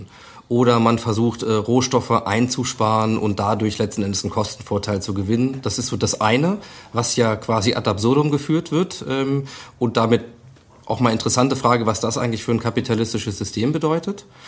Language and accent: German; Germany; als Deutscher